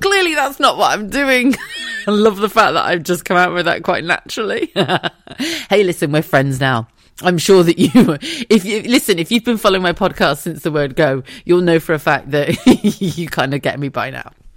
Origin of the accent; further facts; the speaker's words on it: Wiltshire, South West England, United Kingdom; also born or lived in Wigan; I grew up in a very small village in, in Wiltshire, right, in the south of England